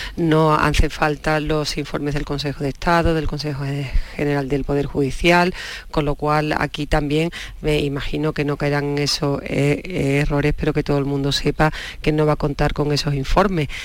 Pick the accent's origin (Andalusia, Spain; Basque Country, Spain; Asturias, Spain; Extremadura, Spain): Andalusia, Spain; now in Madrid, Spain; como buena andaluza